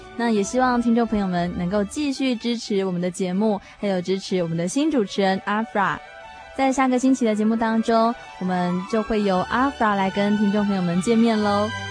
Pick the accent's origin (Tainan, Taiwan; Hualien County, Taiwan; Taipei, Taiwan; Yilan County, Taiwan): Tainan, Taiwan; 我从台南来的，然后我在大学的主修科系是社会工作系